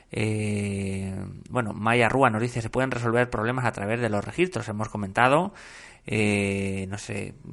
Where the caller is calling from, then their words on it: Argentina; Hola, buenos días. … desde Argentina